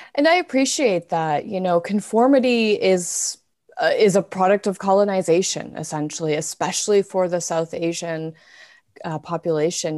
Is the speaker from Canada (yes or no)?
yes; Canada; I have been born and raised in Canada.